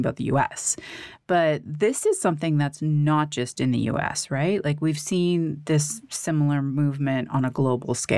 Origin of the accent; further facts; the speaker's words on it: Canada; now in United States; I'm originally from Canada.